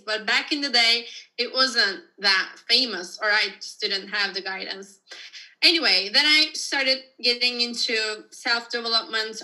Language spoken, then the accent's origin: English; Turkey; moved away; I'm from Turkey originally.